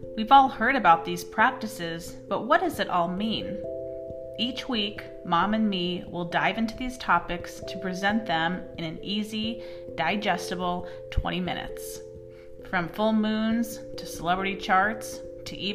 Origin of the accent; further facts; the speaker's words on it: Las Vegas, Nevada, United States; born and raised in Las Vegas